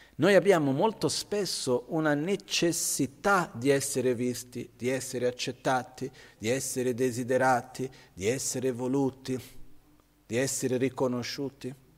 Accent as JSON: {"language": "Italian", "country": "India", "tie": "born or raised there", "said": "Io son cresciuto così in India"}